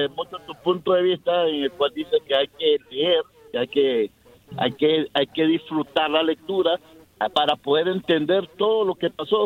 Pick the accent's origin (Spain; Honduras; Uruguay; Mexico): Honduras; now in San Antonio, United States; soy de Honduras, eh, estoy hablando acá de San Antonio